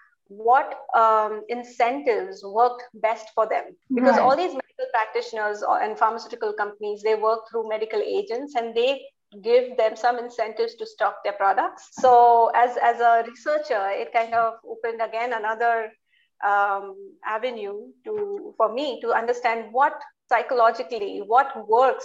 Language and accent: English; India; I was born in India.